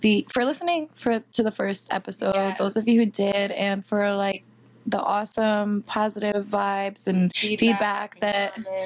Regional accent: Danbury, Connecticut, United States; now in Brooklyn, United States; which I am originally from Danbury, Connecticut, though. That is my hometown.

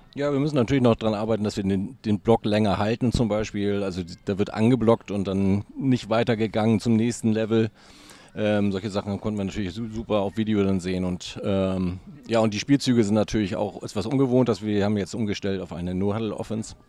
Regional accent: Hamburg, Germany; Ich bin ein waschechter Hamburger

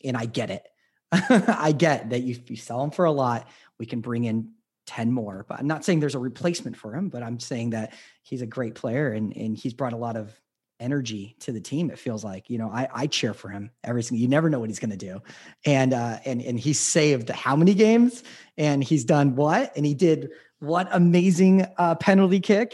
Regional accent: Las Vegas, Nevada, United States; I'm from Las Vegas

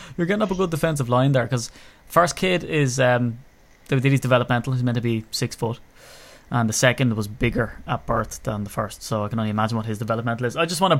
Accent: Ireland; being Irish

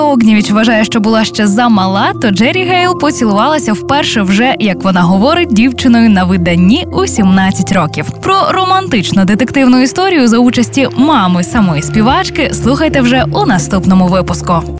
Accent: Zaporizhzhia, Zaporizhzhia Oblast, Ukraine; моє рідне місто Запоріжжя

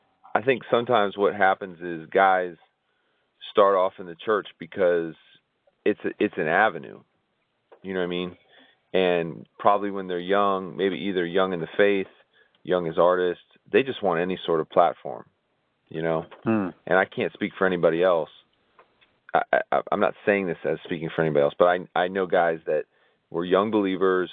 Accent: Tampa, Florida, United States; growing up in Ybor City, where it was predominantly Cuban

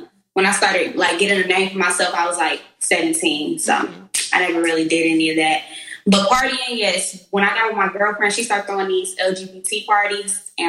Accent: Milwaukee, Wisconsin, United States; now in Atlanta, United States; Okay, I'm from Milwaukee, Wisconsin, but I reside in, it's an echo here, but I reside in Atlanta now.

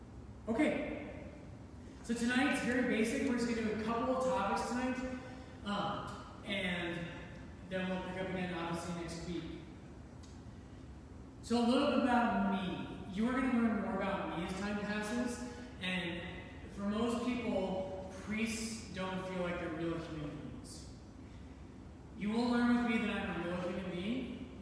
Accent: Colorado, United States; I grew up in Colorado

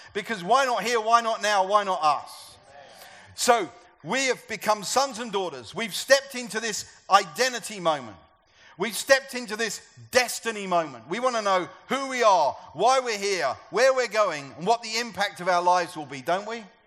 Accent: United Kingdom; I'm a European. I'm a British European.

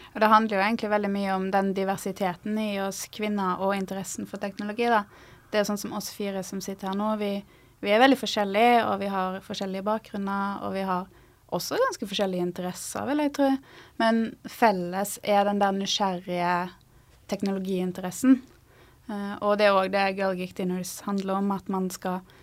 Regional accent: Stord, Vestland, Norway; moved away as an adult; now in Trondheim, Norway; jeg kommer fra Stord, som ligger mellom Haugesund og Bergen. Apropos uttal av ord, så vokste jeg opp i ei gate som heter Navrastigsmyra

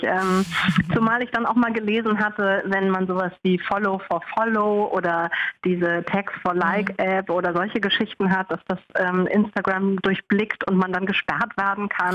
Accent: Hamburg, Germany; ich komme aus Hamburg.

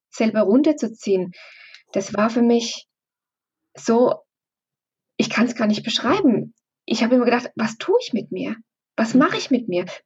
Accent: Bavaria, Germany; wir kommen aus Oberfranken, sehr ländlich, da ist immer sehr gut gekocht worden

